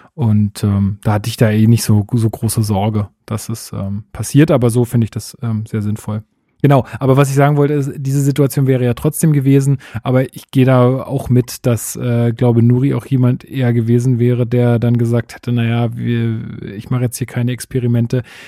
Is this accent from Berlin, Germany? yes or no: yes; Berlin, Germany; bei uns in Berlin